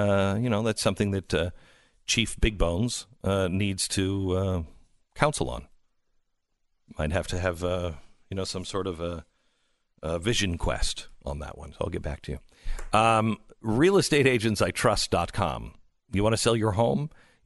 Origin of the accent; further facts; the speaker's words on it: Pacific Northwest, United States; I grew up in the Pacific Northwest. It gets weird.